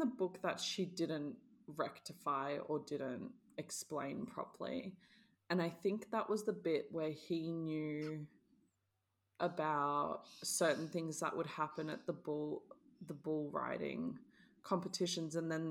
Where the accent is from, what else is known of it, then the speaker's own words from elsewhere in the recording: New Zealand; I'm from New Zealand